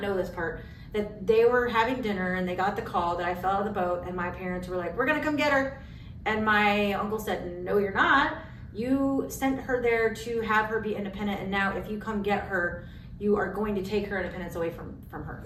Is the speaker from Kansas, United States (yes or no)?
yes; Kansas, United States; moved away as an adult; also born or lived in Colorado / Missouri / Baltimore, Maryland; now in Iowa, United States; I grew up in Kansas